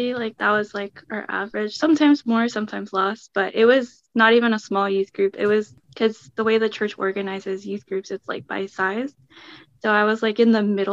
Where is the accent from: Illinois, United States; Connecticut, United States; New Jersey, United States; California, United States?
New Jersey, United States; Elizabeth; I'm from Elizabeth